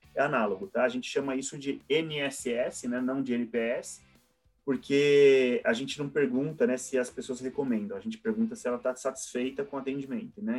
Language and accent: Portuguese; interior of São Paulo, Brazil; moved away as an adult; now in São Paulo, Brazil; na minha cidade natal, é, que, que é no interior de São Paulo